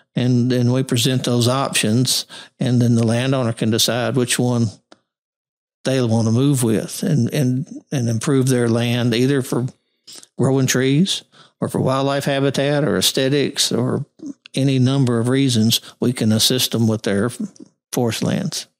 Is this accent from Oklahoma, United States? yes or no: no; Monroe, Louisiana, United States; also born or lived in Missouri / Arkansas / Texas; I was born in Monroe and got my first degree from U- Northeast Louisiana University